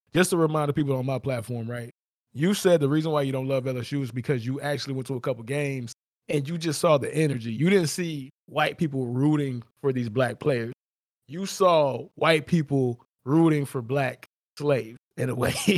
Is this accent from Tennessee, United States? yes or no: no; South Florida, United States; I'm from South Florida